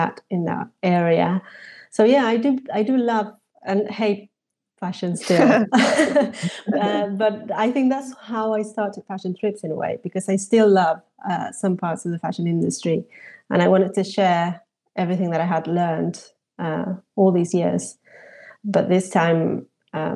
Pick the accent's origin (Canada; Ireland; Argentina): Argentina; moved away as an adult; also born or lived in Paris, France; now in London, United Kingdom; I was born in Argentina, where I studied fashion design